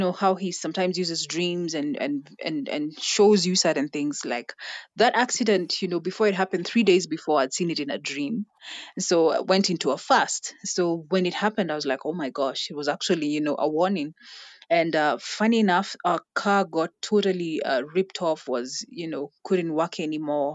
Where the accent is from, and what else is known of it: Kenya